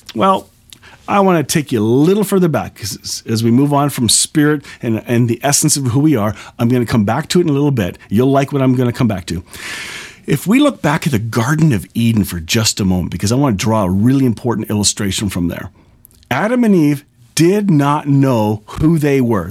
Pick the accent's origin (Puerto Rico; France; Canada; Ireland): Canada; I'm a Canadian